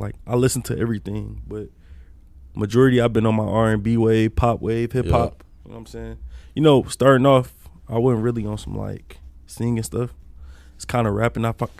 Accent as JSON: {"language": "English", "town": "Detroit", "region": "Michigan", "country": "United States", "said": "So I'm coming from Detroit"}